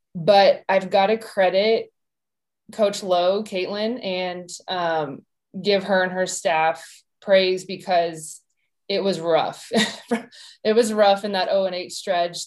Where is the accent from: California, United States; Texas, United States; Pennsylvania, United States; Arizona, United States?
Arizona, United States; Tucson; I'm from Tucson